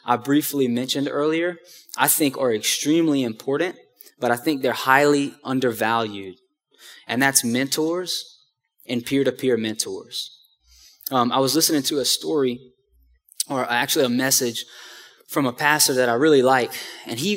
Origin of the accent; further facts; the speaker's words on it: Houma, Louisiana, United States; moved away; back in my hometown in Houma